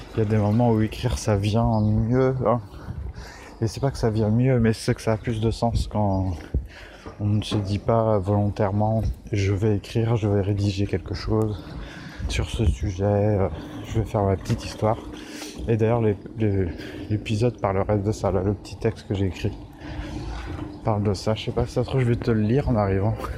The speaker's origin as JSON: {"language": "French", "country": "France", "said": "on est français"}